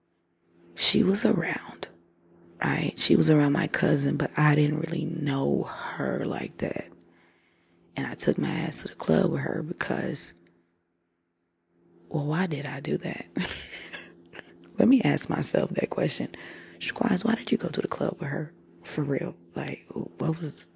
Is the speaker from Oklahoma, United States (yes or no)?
yes; Tulsa, Oklahoma, United States; I'm from Tulsa